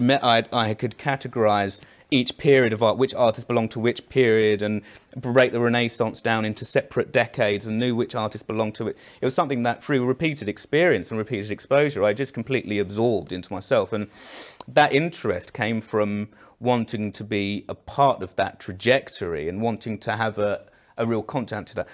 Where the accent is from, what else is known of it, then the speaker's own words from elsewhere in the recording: Eltham, London, United Kingdom; I'm from Elton, but I went to sixth form.